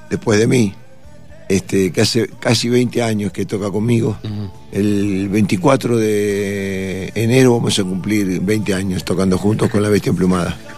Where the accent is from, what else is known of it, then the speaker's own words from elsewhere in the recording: Río de la Plata, Argentina; Yo soy un bicho del Río de la Plata y las lombrices como yo cuando llegan a estas alturas cerca de la cordillera palmamos.